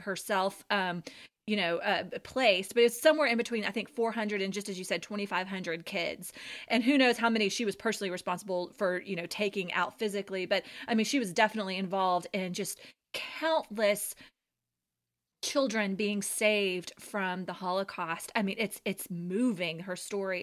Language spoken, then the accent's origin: English; Louisiana, United States; We're from Louisiana.